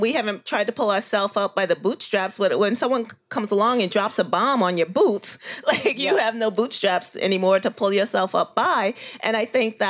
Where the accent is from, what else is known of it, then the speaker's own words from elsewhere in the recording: New York City, New York, United States; I grew up in Bushwick, the old Bushwick